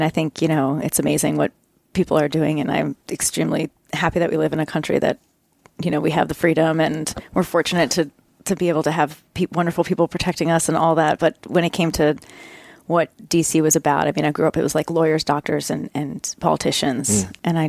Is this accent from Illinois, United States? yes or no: no; Potomac, Maryland, United States; Well, and the other funny thing about 90210 is Darren Star actually grew up in my hometown.